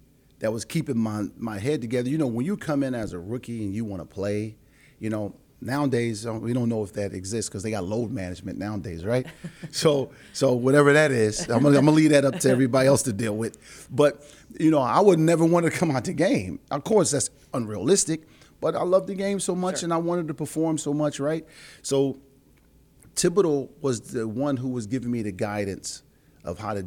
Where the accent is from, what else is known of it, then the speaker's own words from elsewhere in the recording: Philadelphia, Pennsylvania, United States; I'm from Philly